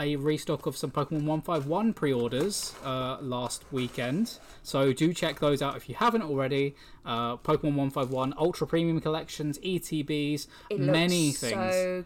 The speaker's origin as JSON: {"language": "English", "region": "England", "country": "United Kingdom", "said": "We're English"}